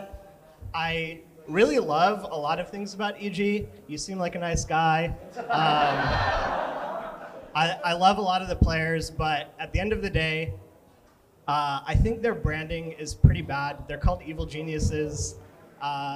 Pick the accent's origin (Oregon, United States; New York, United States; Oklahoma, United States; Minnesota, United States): New York, United States; New York City; Right here, Chinatown, New York